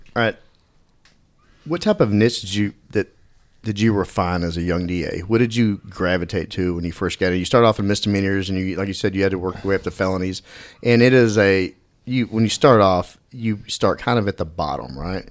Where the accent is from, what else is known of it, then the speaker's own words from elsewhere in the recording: Dallas, Texas, United States; I grew up in Dallas